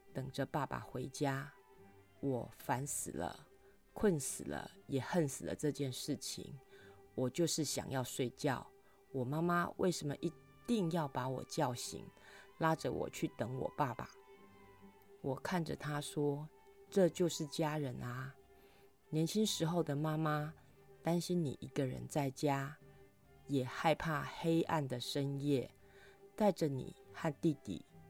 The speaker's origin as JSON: {"language": "Chinese", "region": "Kaohsiung", "country": "Taiwan", "tie": "born or raised there", "said": "我国小的时候住在外婆家，那年塞洛马台风半夜登陆高雄"}